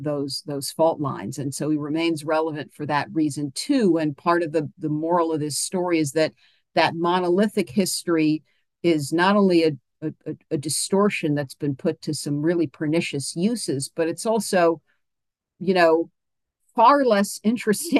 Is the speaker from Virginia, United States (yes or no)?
yes; Charlottesville, Virginia, United States; I'm from Charlottesville, Virginia.